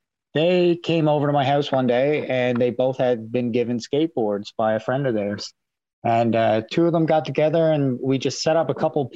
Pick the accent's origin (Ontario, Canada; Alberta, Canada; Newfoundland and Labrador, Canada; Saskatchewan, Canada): Newfoundland and Labrador, Canada; Pasadena; I'm from Pasadena, Newfoundland. I grew up in Pasadena, Newfoundland most of my life.